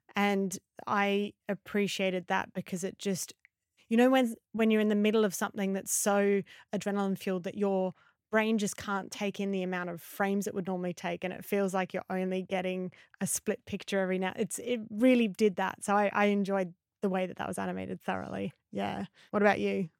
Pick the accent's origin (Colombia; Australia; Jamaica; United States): Australia; as an Aussie